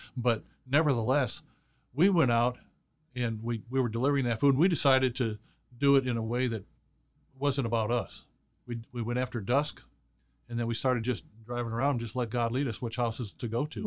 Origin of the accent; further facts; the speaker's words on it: Chicago, Illinois, United States; I was born and raised in Chicago